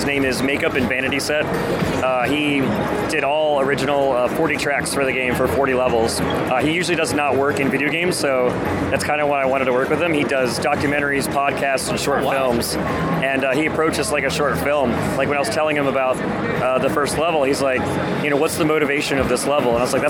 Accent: New Jersey, United States; despite having been born and raised in New Jersey.

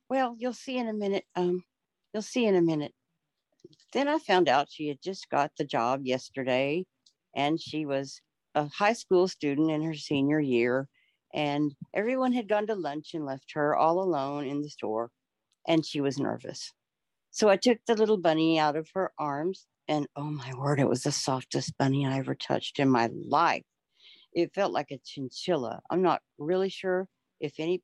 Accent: Texas, United States; now in Oklahoma, United States; I'm from Texas, but I live in Oklahoma right now

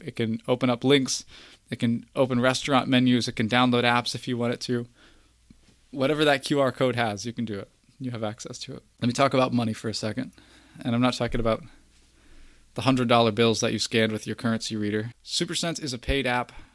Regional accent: Kentucky, United States; I'm from Kentucky

